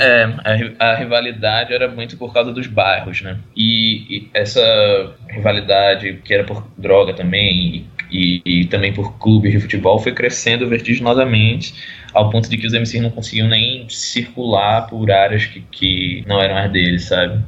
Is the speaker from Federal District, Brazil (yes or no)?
no; Recife, Pernambuco, Brazil; Eu sou de Recife